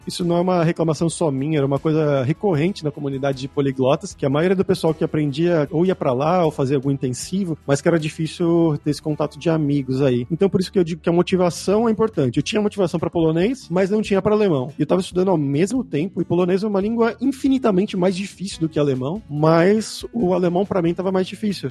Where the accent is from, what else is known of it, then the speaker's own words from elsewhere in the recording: Santo André, São Paulo, Brazil; moved away as an adult; also born or lived in São Bernardo do Campo / São Caetano do Sul / Campinas / Germany; now in Barcelona, Spain; eu sou de Santo André, no ABC Paulista. Cresci em Santo André. Na verdade, eu nasci em São Bernardo, cresci em Santo André